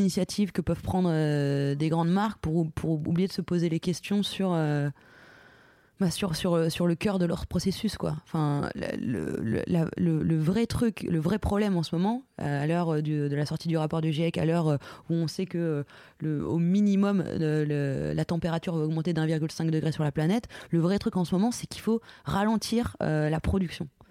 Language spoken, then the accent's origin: French; Lorraine, Grand Est, France; je suis de Lorraine